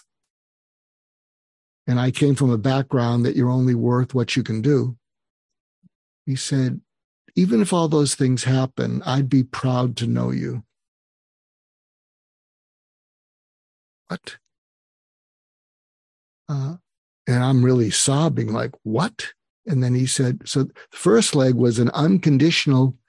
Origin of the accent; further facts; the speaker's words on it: Boston, Massachusetts, United States; moved away; I grew up in Boston